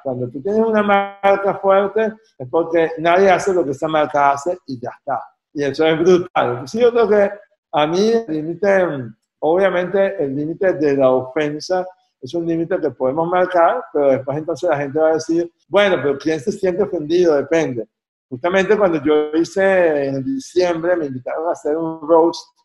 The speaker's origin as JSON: {"language": "Spanish", "town": "Caracas", "region": "Capital District", "country": "Venezuela", "said": "Yo soy caraqueño"}